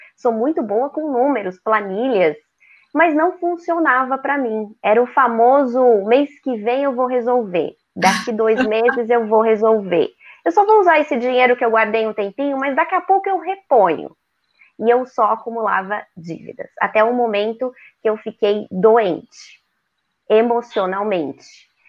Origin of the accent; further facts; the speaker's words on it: São Paulo, Brazil; moved away as an adult; now in Florianópolis, Brazil; Sou paulistana, moro há 20 anos aqui em Florianópolis, Santa Catarina